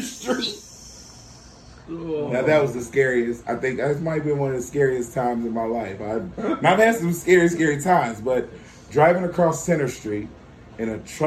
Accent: Bloomington, Illinois, United States; I'm a West Side kid. I grew up on the West Side

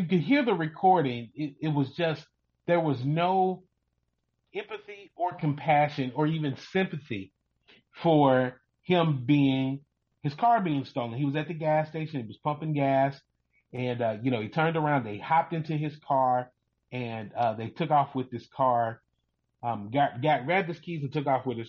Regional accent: Louisville, Kentucky, United States; I grew up in Louisville, Kentucky

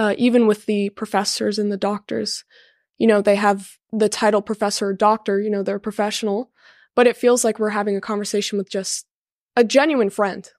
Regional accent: Garden Grove, California, United States; I'm from Garden Grove, California.

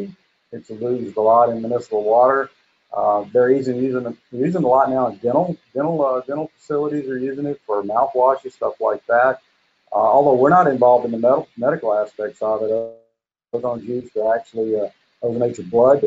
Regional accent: Cocoa, Florida, United States; I'm from Cocoa, Florida

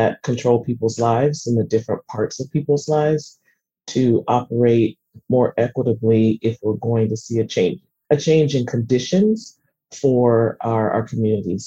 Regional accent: Seattle, Washington, United States; growing up in Seattle

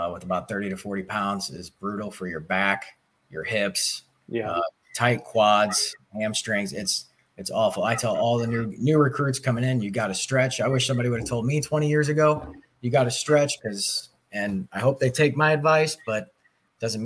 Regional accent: Belleville, Illinois, United States; I grew up in Belleville all my life

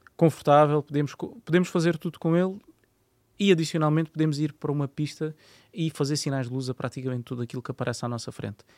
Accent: Landeira, Portugal; da Landeira, que é a aldeia onde, onde, eu, onde eu cresci

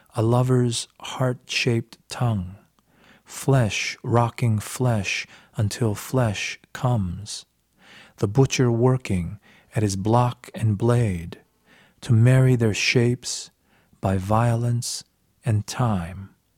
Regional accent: United States; growing up in America

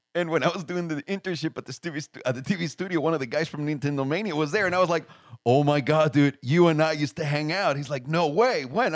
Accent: Mexico City, Mexico; moved away; Mexico City, homie. Like, straight up Mexico City.

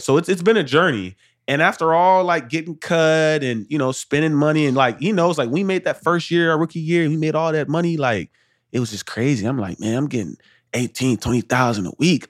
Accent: Arlington, Texas, United States; I'm from Arlington, Texas, from the north side, man. Two-parent household, parents are married thirty years

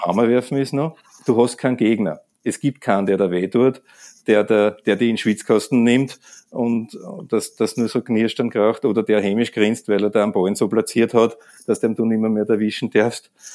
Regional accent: Austria

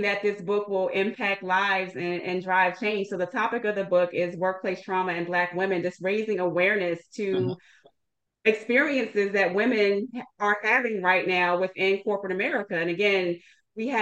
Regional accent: Washington, District of Columbia, United States; moved away as an adult; also born or lived in Seattle, Washington; relocated back to my hometown of Washington, D.C.

